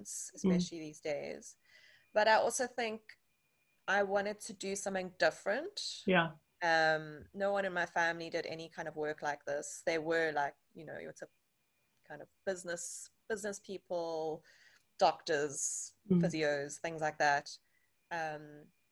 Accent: Johannesburg, Gauteng, South Africa; now in Cape Town, South Africa; I live in Cape Town in South Africa. Was born and raised in Johannesburg, also in South Africa

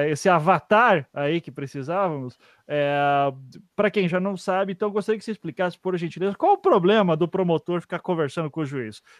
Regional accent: Curitiba, Paraná, Brazil; also born or lived in Recife, Pernambuco; eu realmente nasci em Recife, só que a minha família inteira é de Curitiba e com um mês de vida voltamos para Curitiba.

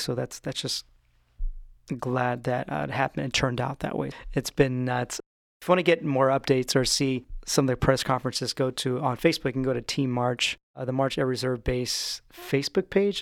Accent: Stockton, California, United States; now in Orange County, United States; my hometown of Stockton, California

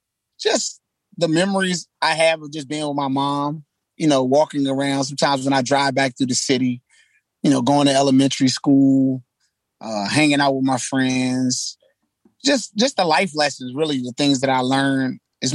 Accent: Washington, District of Columbia, United States; We never had a stable place. So I lived all over. I've lived in every quadrant of the city. And I've lived in a whole bunch of different areas in each quadrant.

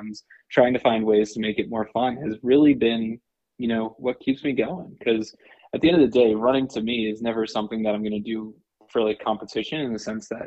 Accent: New Jersey, United States; moved away as an adult; also born or lived in Richmond, Virginia; now in Boston, United States; I'm from New Jersey originally, born and raised, spent the first, 18 years of my life in New Jersey

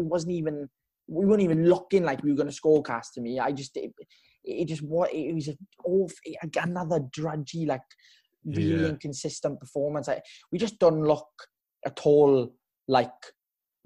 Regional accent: Tonyrefail, Wales, United Kingdom; also born or lived in Treorchy; So I live in Tonerevel. I went to school in Treorchy, so it's in the valley

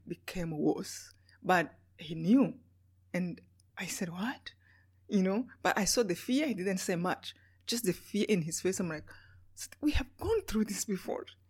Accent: Rwanda; moved away; Yeah, I was born in Rwanda. In um, Rwanda is a small country in Africa, right in the middle of Africa.

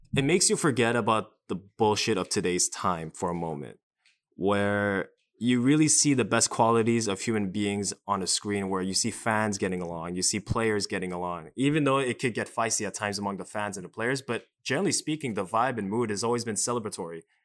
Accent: Canada; growing up as a Canadian

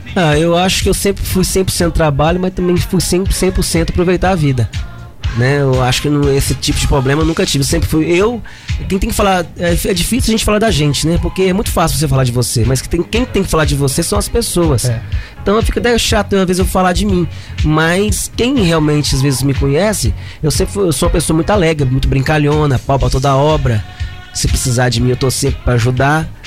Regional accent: Caratinga, Minas Gerais, Brazil; now in Ubá, Brazil; Sou caratinguense

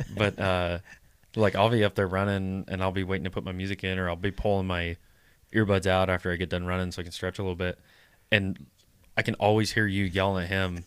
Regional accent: Midwest, United States; I make fun of what Midwestern guys because I am one

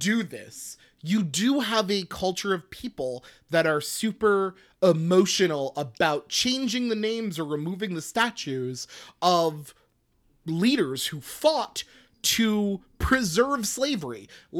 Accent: Fort Hood, Texas, United States; born there; I was born in Fort Hood, Texas. I was born in Fort Hood, Texas. I was born in a military base named for a Confederate general.

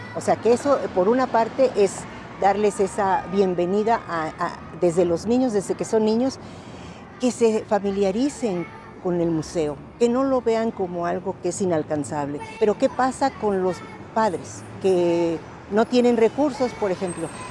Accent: Mexico City, Mexico; moved away as an adult; also born or lived in California; now in Denver, United States; Yo soy de la Ciudad de México

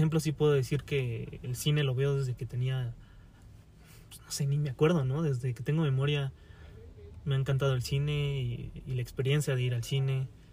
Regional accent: Pachuca, Hidalgo, Mexico; moved away as an adult; also born or lived in Mexico City; me tuve que regresar a, Pachuca, que es eh, de donde yo soy, de Pachuca Hidalgo

